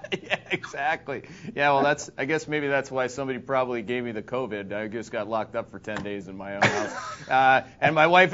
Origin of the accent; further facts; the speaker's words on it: Canada; now in Connecticut, United States; I'm a Canadian green card holder